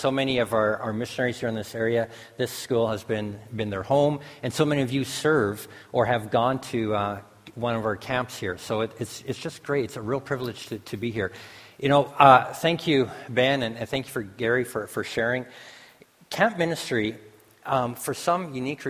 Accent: the Prairies, Canada; now in Winnipeg, Canada; Bev and I came in yesterday from Winnipeg, and I'm a prairie boy

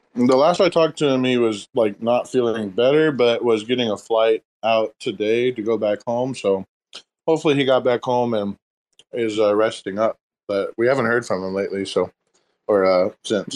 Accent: Texas, United States; I'm from Texas

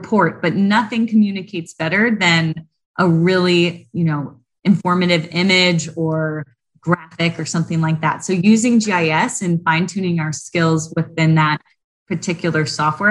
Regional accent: Southern California, United States; I grew up in Southern California

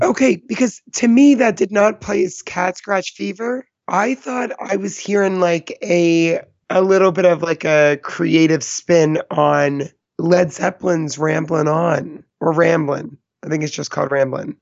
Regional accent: East Coast, United States; I'm from the East Coast

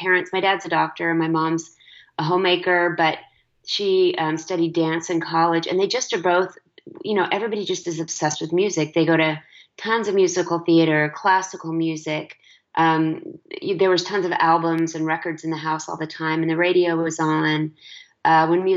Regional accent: Dallas, Texas, United States; I'm a nice Jewish girl from Texas

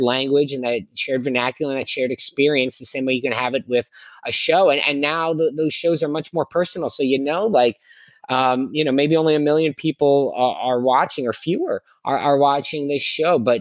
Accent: Philadelphia, Pennsylvania, United States; I grew up mostly in Philadelphia

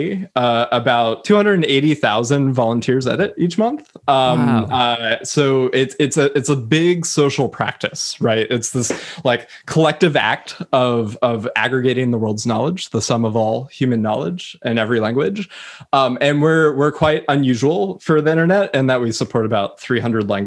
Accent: United States; I come from the United States

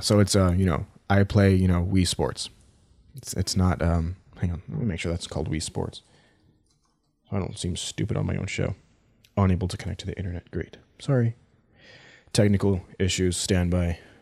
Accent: United States; I'm from the United States

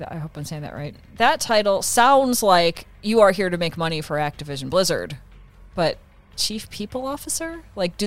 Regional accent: Midwest, United States; I grew up in the Midwest

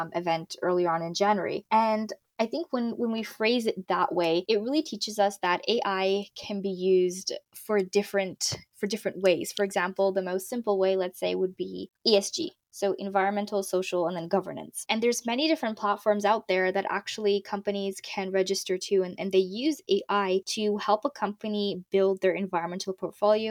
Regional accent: Morocco; now in Toronto, Canada; my home country, which is Morocco.

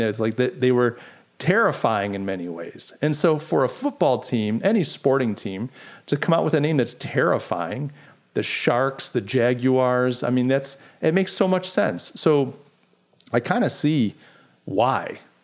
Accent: Rochester, New York, United States; moved away; Brian and I grew up in Buffalo Bills country in Rochester, New York

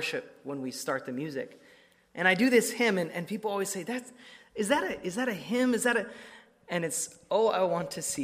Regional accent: Emmett, Idaho, United States; moved away as an adult; my hometown of Emmett, Idaho

